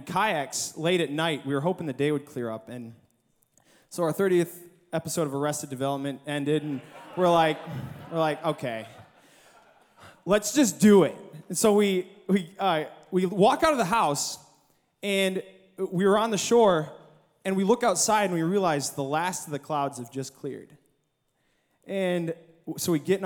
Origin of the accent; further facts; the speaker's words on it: Michigan, United States; I'm from Michigan. I'm 13 hours away from home in Arkansas